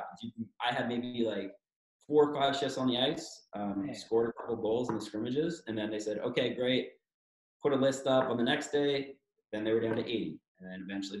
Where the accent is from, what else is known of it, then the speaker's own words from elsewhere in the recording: Toronto, Ontario, Canada; I'm from Toronto, born and bred.